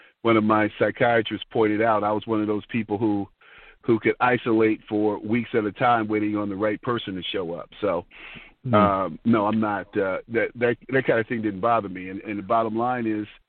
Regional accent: Detroit, Michigan, United States; growing up in Detroit

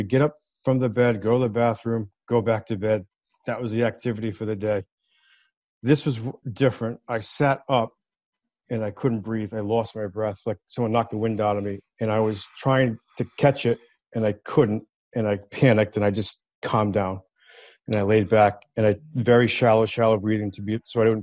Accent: Warwick, Rhode Island, United States; Kent County Hospital in Warwick, Rhode Island, in our backyard, my backyard. I was born there on April 8th, 1970

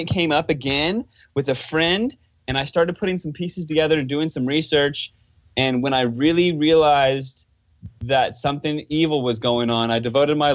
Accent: United States; I grew up on the East Coast right outside of Washington, D.C.

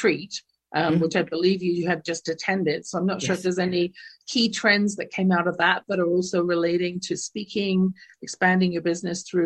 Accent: London, United Kingdom; now in Calgary, Canada; growing up in my household in London, England, you can tell from my accent, I wasn't born in North America

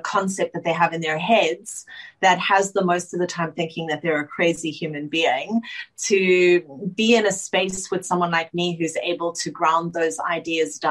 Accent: Johannesburg, Gauteng, South Africa; moved away as an adult; now in Sydney, Australia; I grew up in South Africa in Johannesburg with my father

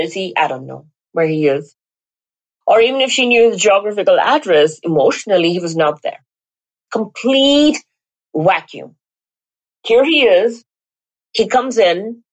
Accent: India; now in Las Vegas, United States; I come from India

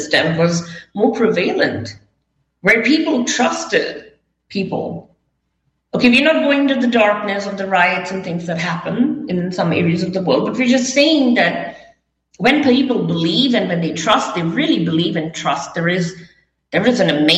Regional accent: India; moved away as an adult; also born or lived in Las Vegas / New York; I was brought up in India

